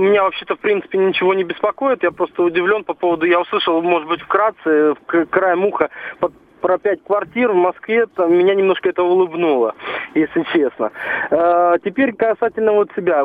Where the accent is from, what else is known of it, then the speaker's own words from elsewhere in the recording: Kazakhstan; also born or lived in Moscow, Russia; now in Germany; я из Казахстана. Да, приехал в 94 году в Москву